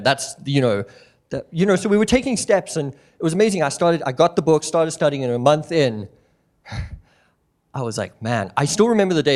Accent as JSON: {"language": "English", "country": "South Africa", "tie": "born or raised there", "moved": "as an adult", "lives_now": "Missoula, United States", "said": "me and my family, we moved out from South Africa. We were born and raised there."}